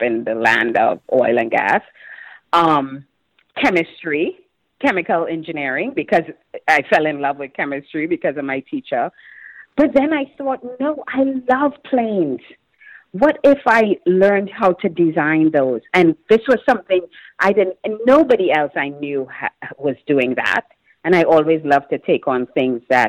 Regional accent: Trinidad & Tobago; moved away as an adult; now in United States; I had my roommates who were all people I grew up with in Trinidad and went to school

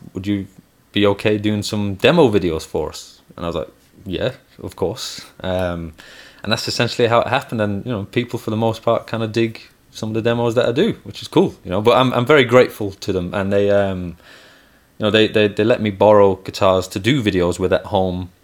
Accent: Manchester, North West England, United Kingdom; also born or lived in Belmullet, County Mayo, Ireland / Levenshulme, Manchester; I only lived there for about a year, but I grew up in Manchester. So I grew up in Manchester.

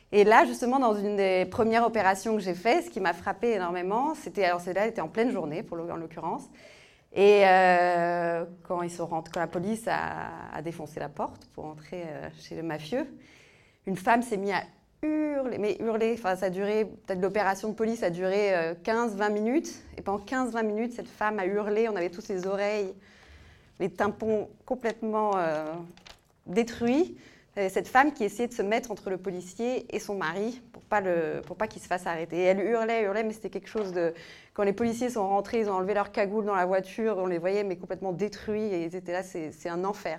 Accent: northern Italy, Italy; moved away; j'ai grandi en Italie, euh, mais en Italie du Nord

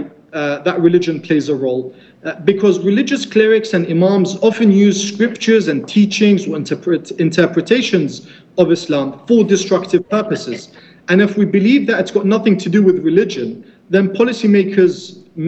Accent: Najaf, Najaf Governorate, Iraq; my hometown of Najaf

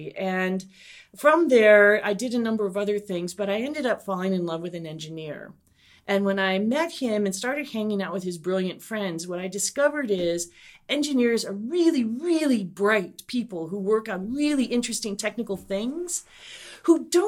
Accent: Midwest, United States; And they found out I was from the Midwest.

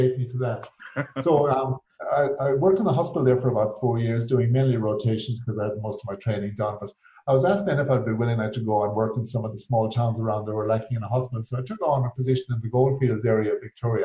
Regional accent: County Mayo, Connacht, Ireland; moved away as an adult; also born or lived in Galway; now in Western Australia, Australia; I'm originally from County Mayo

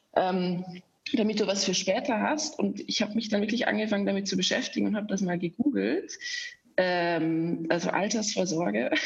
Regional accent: Austria; accent: rolling R; moved away as an adult; now in Germany; Ich bin eigentlich Österreicherin. Das hört man so ein bisschen an meinem rollenden R, dass ich nie so wirklich losgeworden bin.

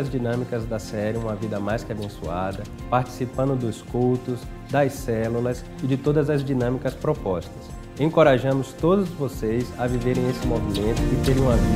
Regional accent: Salvador, Bahia, Brazil; now in São José dos Campos, Brazil; Nós viemos de Salvador para São José dos Campos em função do meu trabalho.

